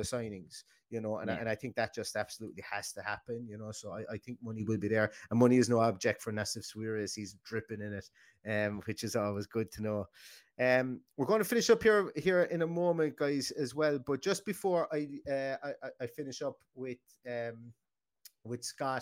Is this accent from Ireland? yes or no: yes; Ireland; obviously we're Irish